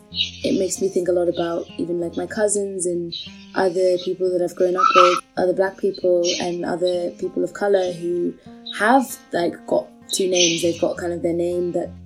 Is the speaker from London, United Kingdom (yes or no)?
yes; London, United Kingdom; I'm from London